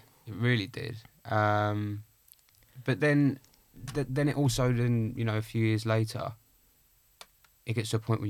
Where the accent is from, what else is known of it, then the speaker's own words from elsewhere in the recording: Clacton, East of England, United Kingdom; In Essex, yeah.